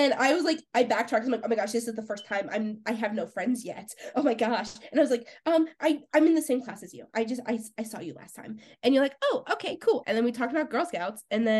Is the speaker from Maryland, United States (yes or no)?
no; California, United States; moved away as an adult; also born or lived in Oklahoma; I was from California going all the way to Oklahoma